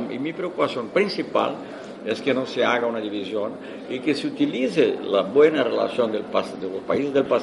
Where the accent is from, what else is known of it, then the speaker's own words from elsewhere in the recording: Brazil; Spanish is a second language; como brasileño, tenemos fronteras con 10 países de América